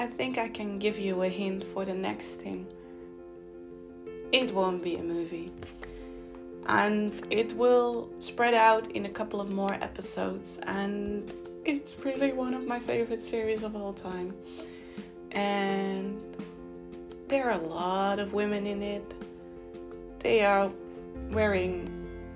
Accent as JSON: {"language": "English", "country": "Netherlands", "tie": "born or raised there", "said": "I live in the Netherlands, and in my hometown, in my city"}